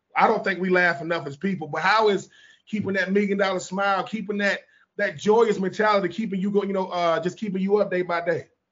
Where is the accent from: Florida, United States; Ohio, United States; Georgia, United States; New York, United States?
Georgia, United States; I'm a Georgia boy